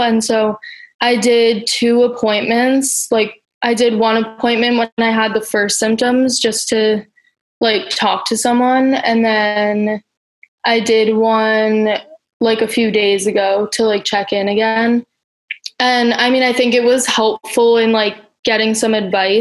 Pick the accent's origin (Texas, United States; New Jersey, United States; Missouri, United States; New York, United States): New York, United States; New York City; I'm from Brooklyn